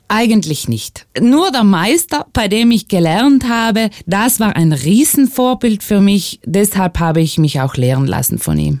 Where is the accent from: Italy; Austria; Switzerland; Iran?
Italy; bei uns in Italien